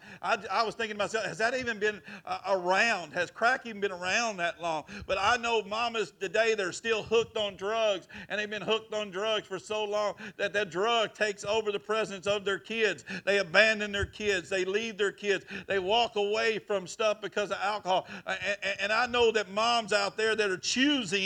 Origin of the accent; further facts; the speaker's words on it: Chilton, Texas, United States; I grew up in Chilton, Texas